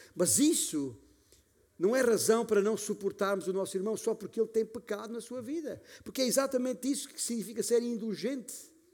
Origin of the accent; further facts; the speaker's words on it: Alentejo, Portugal; como se diz na minha terra, no meu Alentejo